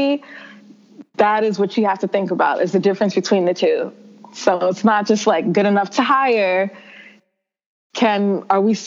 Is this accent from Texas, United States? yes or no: no; New York City, New York, United States; I grew up in the South Bronx, in one of the poorer districts in the Bronx.